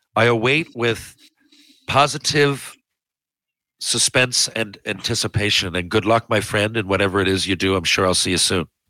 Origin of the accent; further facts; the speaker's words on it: Newfoundland and Labrador, Canada; I am from Newfoundland